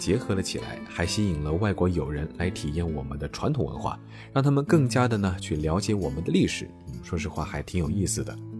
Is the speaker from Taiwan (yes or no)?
no; Jiangxi, China; moved away; 虽然是在我的老家，